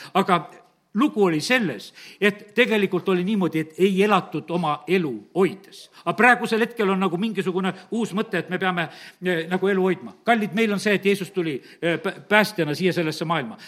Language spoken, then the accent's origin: Estonian; Estonia; ma olen eestlane